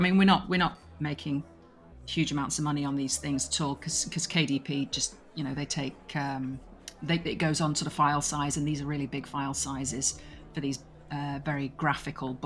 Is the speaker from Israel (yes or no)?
no; England, United Kingdom; I'm English